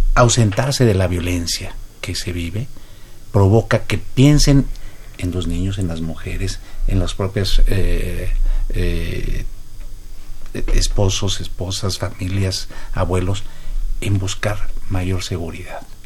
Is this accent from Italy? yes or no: no; Mexico